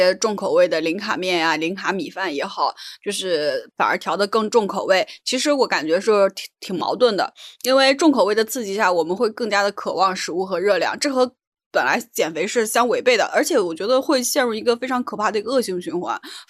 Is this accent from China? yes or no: yes; Northeast China, China; 主要咱们从小是吃东北米长大的，很香。